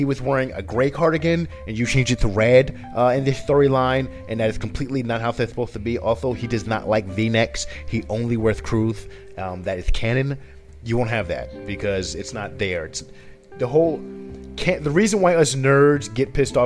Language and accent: English; Paterson, New Jersey, United States; I still grew up in Patterson